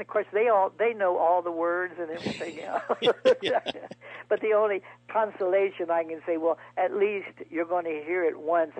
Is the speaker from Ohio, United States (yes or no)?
yes; Springfield, Ohio, United States; moved away; my hometown of Springfield, Ohio.